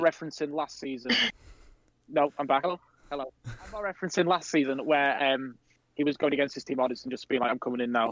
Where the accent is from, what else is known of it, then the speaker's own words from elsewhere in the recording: United Kingdom; we're British